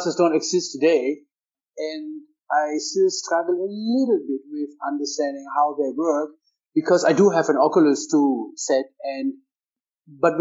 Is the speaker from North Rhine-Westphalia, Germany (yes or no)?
no; Hanover, Lower Saxony, Germany; my hometown is Hannover